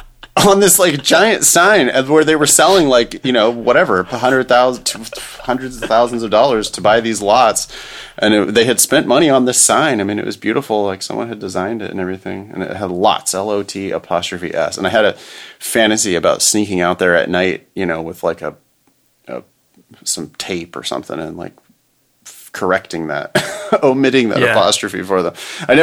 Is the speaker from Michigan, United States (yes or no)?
no; Ripon, California, United States; There's a huge sign that was up in my hometown, my little tiny hometown of Ripon, California.